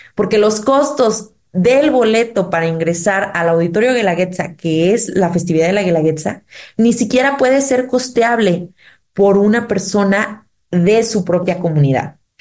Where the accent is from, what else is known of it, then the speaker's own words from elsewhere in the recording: Oaxaca, Mexico; nosotros como oaxaqueños